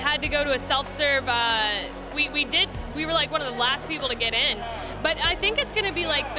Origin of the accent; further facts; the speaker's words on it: Woodbridge, Virginia, United States; I'm literally from right here in Virginia. I'm down in Woodridge. I'm like maybe 45 minutes away.